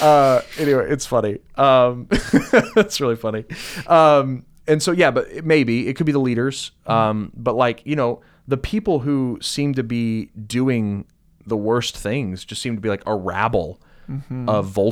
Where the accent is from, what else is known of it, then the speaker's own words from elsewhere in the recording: United States; as an American